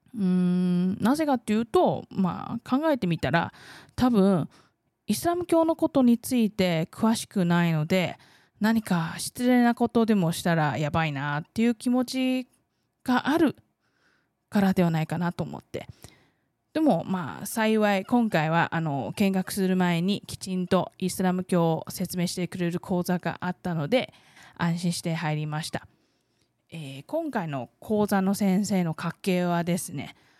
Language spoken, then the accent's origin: Japanese; Taiwan; Japanese is a second language; 台湾生まれ台湾育ち